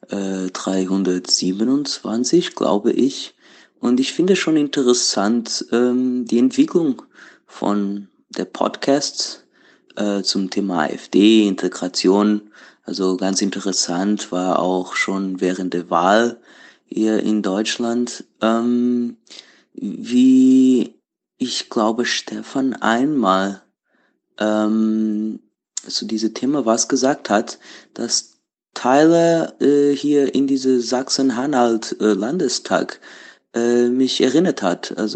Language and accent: German; Portugal; German is a second language; now in Berlin, Germany; Äh, ich komme ursprünglich aus Portugal, äh, aber wohne schon seit sieben Jahren in Berlin.